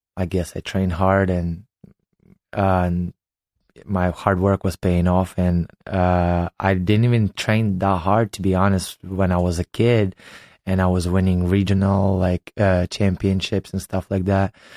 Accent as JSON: {"language": "English", "country": "Ukraine", "tie": "born or raised there", "also_born_or_lived": "United States", "second_language": "English", "moved": "as an adult", "lives_now": "Los Angeles, United States", "said": "I was born and raised in Ukraine"}